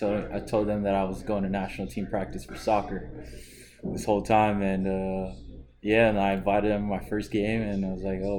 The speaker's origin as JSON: {"language": "English", "country": "Guam", "tie": "born or raised there", "also_born_or_lived": "San Diego", "moved": "yes", "lives_now": "Houston, United States", "said": "I was born and raised in Guam, lived there my whole life"}